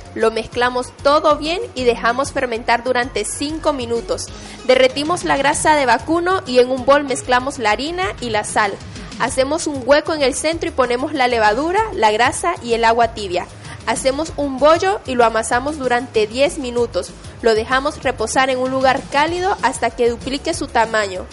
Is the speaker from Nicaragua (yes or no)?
yes; Nicaragua; yo soy de Nicaragua y en la costa atlántica de mi país se come mucho el picante.